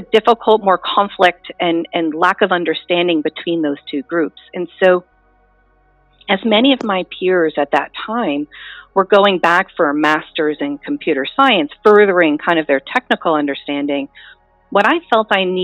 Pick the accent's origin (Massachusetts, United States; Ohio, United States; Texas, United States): Massachusetts, United States; South Dartmouth; I was born and raised in South Dartmouth, Massachusetts